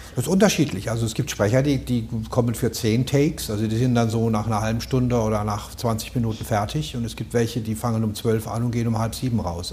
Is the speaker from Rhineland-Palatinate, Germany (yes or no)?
yes; Rhineland-Palatinate, Germany; accent: Palatine; now in Berlin, Germany; Ich bin als Pfälzer bin ich im Wald sozusagen mehr oder weniger im Wald aufgewachsen